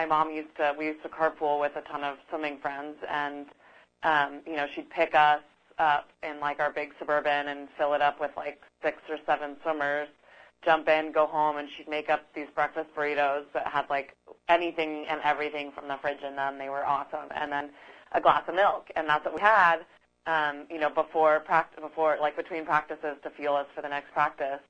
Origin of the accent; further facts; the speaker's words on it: Tucson, Arizona, United States; I grew up in Tucson, Arizona.